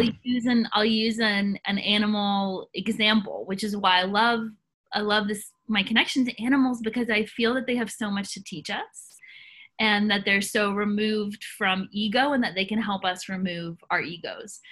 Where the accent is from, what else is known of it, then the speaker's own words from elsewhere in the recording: Nashville, Tennessee, United States; I grew up in Tennessee, grew up in Nashville, Tennessee.